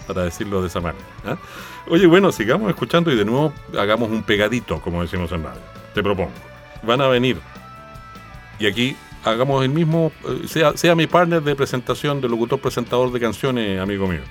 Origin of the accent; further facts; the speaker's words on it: Chile; nosotros somos chilenos